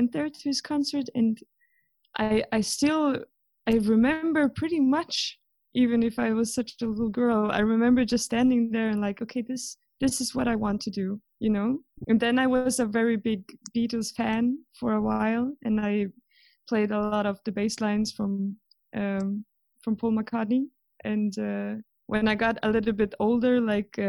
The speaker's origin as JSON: {"language": "English", "town": "Gothenburg", "region": "Västra Götaland", "country": "Sweden", "tie": "born or raised there", "second_language": "English", "moved": "yes", "said": "I grew up in Gothenburg in Sweden"}